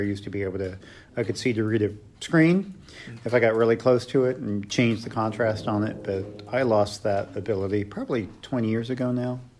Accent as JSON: {"language": "English", "town": "Dayton", "region": "Ohio", "country": "United States", "said": "I'm from Dayton, Ohio"}